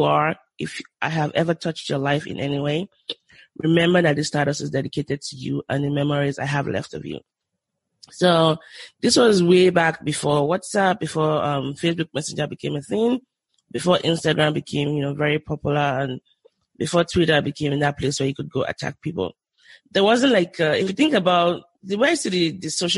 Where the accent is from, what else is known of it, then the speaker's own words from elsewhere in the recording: Southwest Nigeria, Nigeria; moved away as an adult; also born or lived in Lagos, Nigeria; now in United States; I grew up in the Southwest, but I was sent to the North